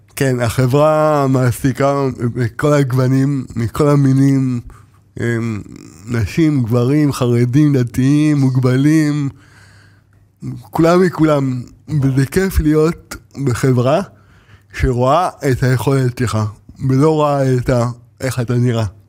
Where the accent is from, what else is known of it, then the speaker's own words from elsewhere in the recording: Ashkelon, Southern District, Israel; גדלתי באשקלון, ב- אני יליד, אה, בית חולים ברזילי